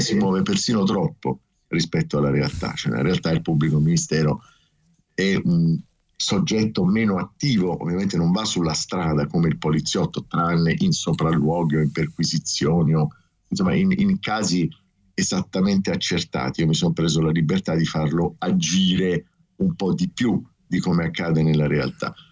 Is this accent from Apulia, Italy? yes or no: yes; Taranto, Apulia, Italy; moved away as an adult; also born or lived in Rome; io vengo da Taranto, arrivo a Roma